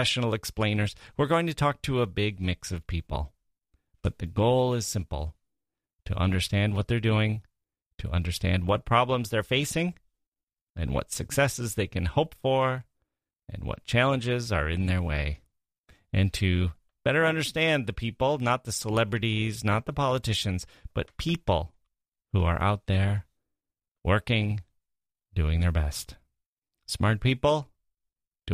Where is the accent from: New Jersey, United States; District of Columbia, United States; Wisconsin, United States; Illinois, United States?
Wisconsin, United States; moved away as an adult; also born or lived in Chicago / Europe / Asia / Michigan; now in Washington, D.C., United States; I grew up in Wisconsin, the Midwest